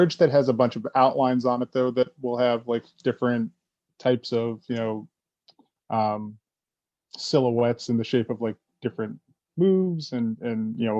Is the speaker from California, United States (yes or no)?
no; Canton, Ohio, United States; moved away as an adult; now in Toronto, Canada; moved up here from Ohio about 12 years ago now. In Ohio, that's where I'm from, Canton, Ohio